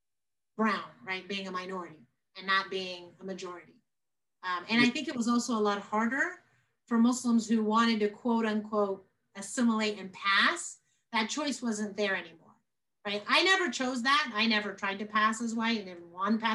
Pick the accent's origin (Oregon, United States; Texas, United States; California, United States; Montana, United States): Texas, United States; accent: American; also born or lived in Cairo, Egypt; I was raised a large part of my life in Texas